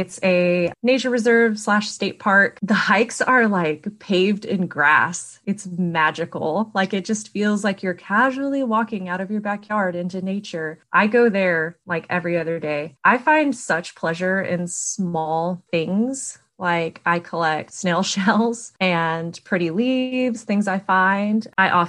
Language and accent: English; McAllen, Texas, United States; now in Knoxville, United States; owner and artist and maker of Blanket Fort Studios. I'm from McAllen, Texas, but I currently live in Knoxville, Tennessee, and it's where I plan to stay.